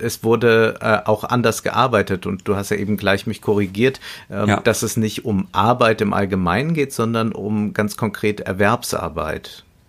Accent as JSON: {"language": "German", "country": "Germany", "said": "bei uns in Deutschland"}